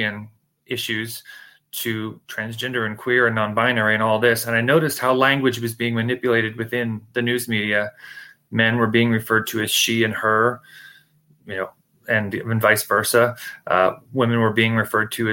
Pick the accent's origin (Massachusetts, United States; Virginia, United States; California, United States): Virginia, United States; Shenandoah Valley; now in Washington, D.C. area, United States; Born and raised in the Shenandoah Valley of Virginia